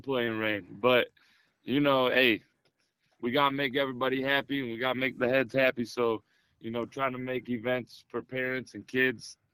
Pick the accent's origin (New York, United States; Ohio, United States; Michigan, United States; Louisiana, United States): Michigan, United States; now in North Carolina, United States; I'm from Michigan. I'm one of those Yankees you were just talking about.